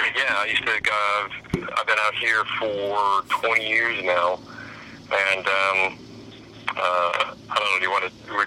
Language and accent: English; Coeur d'Alene, Idaho, United States; Coeur d'Alene, Idaho.